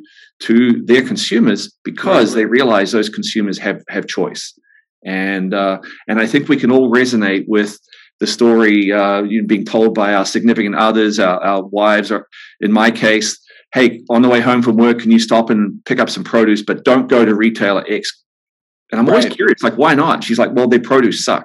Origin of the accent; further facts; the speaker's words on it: New Zealand; moved away as an adult; now in Santa Barbara, United States; my journey began growing up on a farm in New Zealand. You can tell from my accent